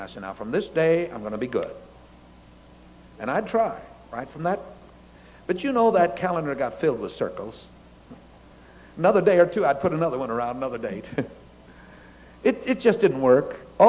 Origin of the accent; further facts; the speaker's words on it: Japan; born there; My parents were missionaries in Japan. I was born in Japan.